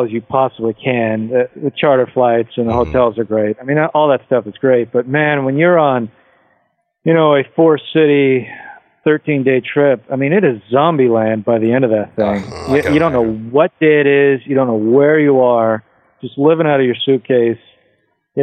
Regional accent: Tacoma, Washington, United States; I'm from Tacoma.

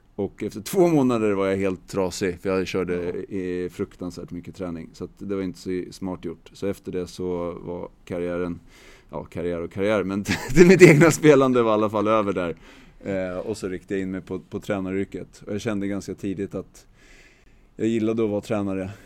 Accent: Täby, Stockholm County, Sweden; jag är uppvuxen i, i Ela gård i Täby som ligger norr om Stockholm

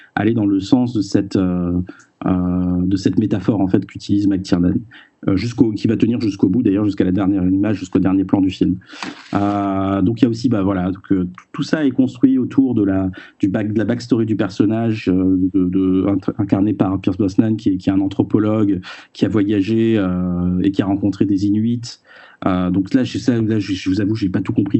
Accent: France; chez nous en France

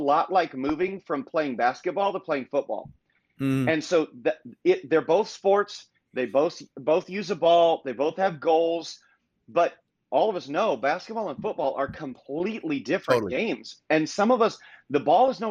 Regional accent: Indiana, United States; moved away as an adult; now in Fort Myers, United States; born and raised in Indiana, small town, moved to Southwest Florida, Fort Myers, Florida, specifically 20 years ago

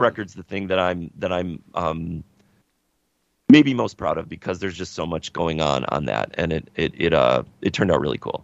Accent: Chicago, Illinois, United States; we're from Chicago

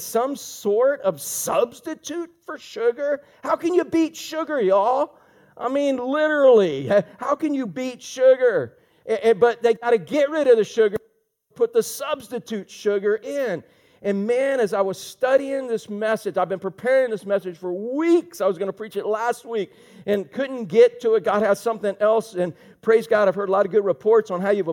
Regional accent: Orlando, Florida, United States; I grew up in Orlando

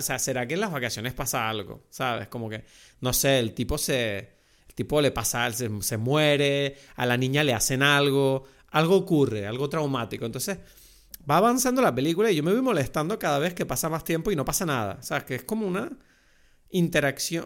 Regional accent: Lanzarote, Canary Islands, Spain; yo crecí en Lanzarote, en un entorno turístico.

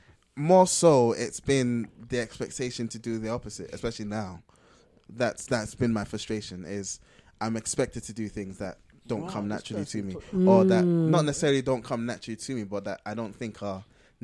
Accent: Ghana; Being Ghanaian, growing up in Ghana

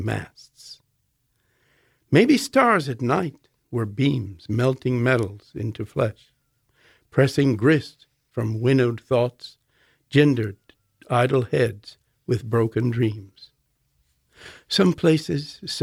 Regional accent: Alexandria, Virginia, United States; moved away as an adult; also born or lived in Oxford / Spain; I was just a suburbanite growing up in Alexandria, Virginia, before I went to Oxford University at 23

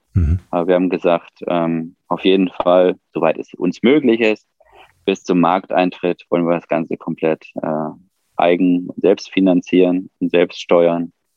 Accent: Ruhr area, North Rhine-Westphalia, Germany; now in near Mannheim, Germany; wir kommen ja eigentlich aus dem Ruhrgebiet

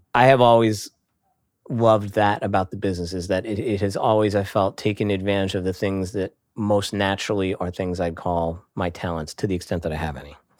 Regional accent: Hershey, Pennsylvania, United States; moved away; that's my hometown

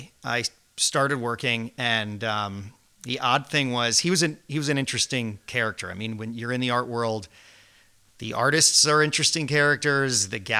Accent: Fairfield, Connecticut, United States; moved away as an adult; also born or lived in New York; now in Nantucket, United States; growing up in Fairfield, Connecticut

